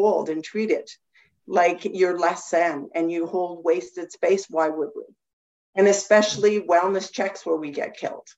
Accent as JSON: {"language": "English", "town": "Terrace", "region": "British Columbia", "country": "Canada", "tie": "born or raised there", "said": "I come from Terrace. I spent the majority of my life being raised there amongst First Nations culture"}